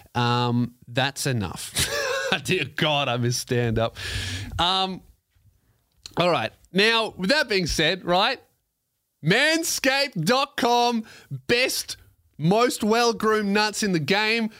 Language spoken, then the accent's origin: English; Australia; I'm Australian